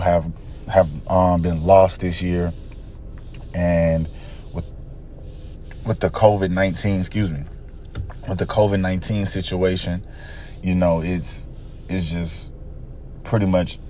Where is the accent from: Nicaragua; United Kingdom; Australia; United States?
United States; Columbia, Mississippi; moved away; also born or lived in Los Angeles, California; I'm from Columbia, Mississippi, by way of Los Angeles, California